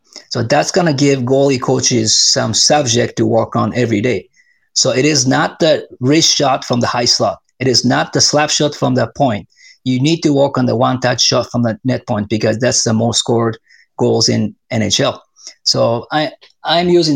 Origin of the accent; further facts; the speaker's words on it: Japan; moved away as an adult; now in Arizona, United States; I'm from Japan